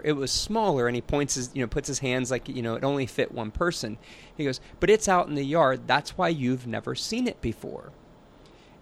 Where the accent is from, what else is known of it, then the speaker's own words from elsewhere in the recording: Pennsylvania, United States; I'm from Pennsylvania